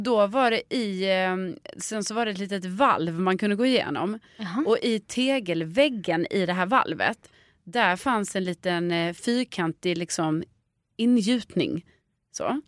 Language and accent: Swedish; Stockholm, Stockholm County, Sweden; som barn i Stockholm